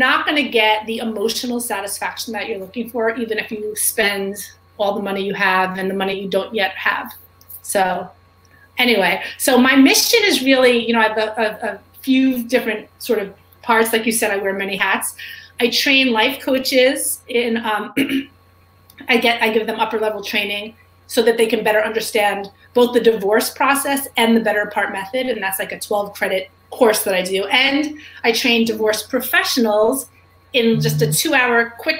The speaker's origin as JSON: {"language": "English", "town": "New York City", "region": "New York", "country": "United States", "tie": "born or raised there", "said": "I grew up in New York City"}